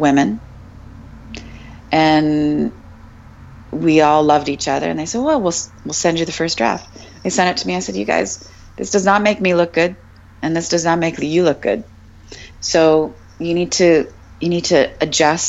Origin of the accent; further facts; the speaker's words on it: Canada; I'm just a Canadian girl.